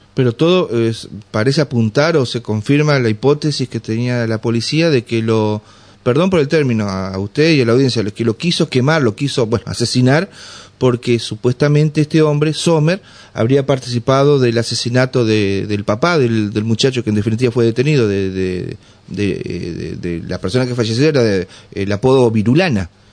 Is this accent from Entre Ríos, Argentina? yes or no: yes; Gualeguay area, Entre Ríos, Argentina; soy de esa zona también